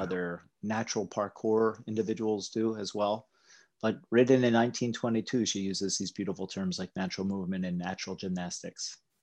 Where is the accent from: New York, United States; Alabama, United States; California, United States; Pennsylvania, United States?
Pennsylvania, United States; Appalachia; I grew up in Appalachia